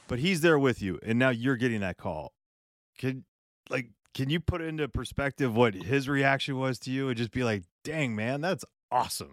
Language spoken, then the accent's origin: English; California, United States; I grew up in Northern California, Southern California.